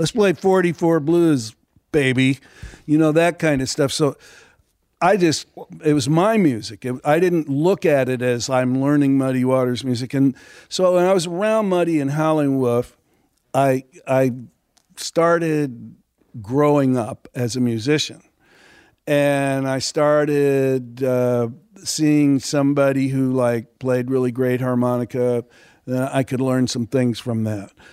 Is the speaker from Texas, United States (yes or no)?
yes; Texas, United States; growing up in Texas, I was around 'em all my life